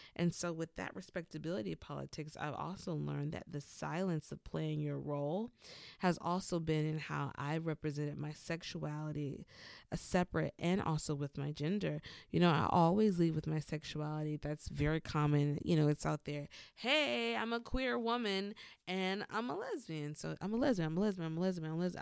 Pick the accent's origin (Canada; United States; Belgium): United States; the South; born or raised there; moved away as an adult